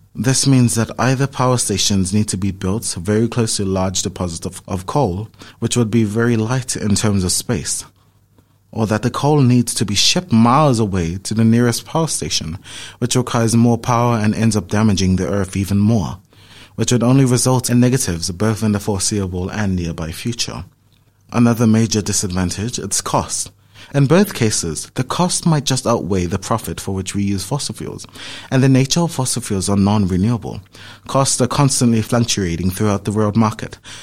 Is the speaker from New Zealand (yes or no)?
yes; Auckland, New Zealand; I'm from Auckland